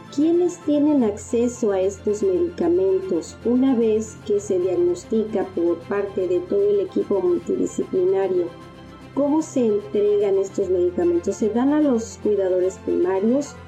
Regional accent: Mexico; Como mexicanos

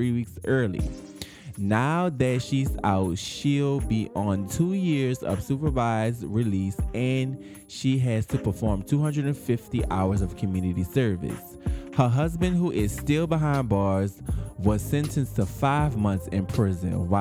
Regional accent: New Orleans, Louisiana, United States; we're from New Orleans

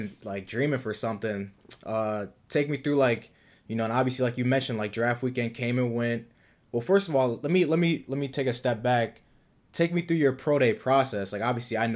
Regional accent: Minnesota, United States; we two Minnesota boys

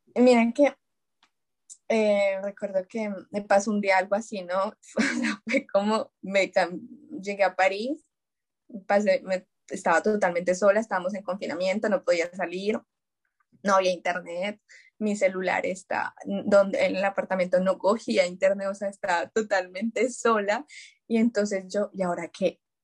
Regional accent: Colombia; moved away as an adult; now in France; yo estoy en Francia, pues somos colombianas

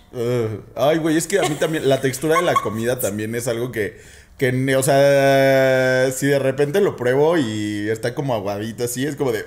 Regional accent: Guadalajara, Jalisco, Mexico; now in Mexico City, Mexico; yo soy de Guadalajara, ¿no? Entonces en Guadalajara tenemos costumbres bien extrañas.

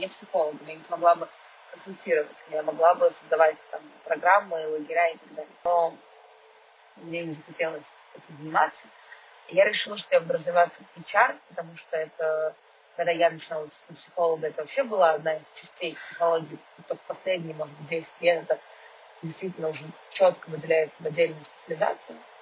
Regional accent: Moscow, Russia; now in Israel; я москвичка

